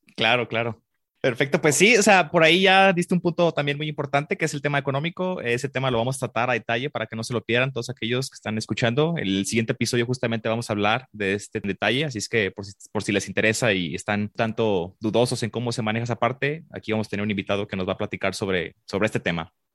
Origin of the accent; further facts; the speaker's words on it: Guadalajara, Jalisco, Mexico; yo aquí nací en Guadalajara